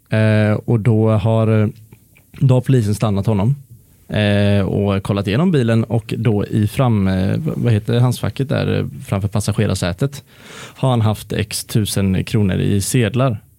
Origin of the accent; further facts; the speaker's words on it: Sweden; som svensk känns det som att man mestadels har, eh, eller vi har ju en otroligt positiv 94 såklart